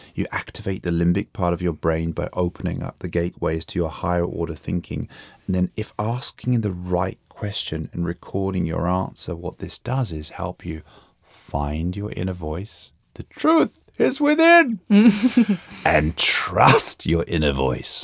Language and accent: English; London, United Kingdom; moved away as an adult; also born or lived in New York, United States; now in Sweden; I grew up in London and spent most of my working life in America.